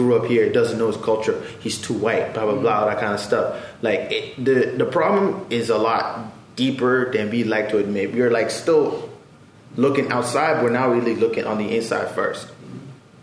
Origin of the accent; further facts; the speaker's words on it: Fort McMurray, Alberta, Canada; I'm a black person who grew up in Fort McMurray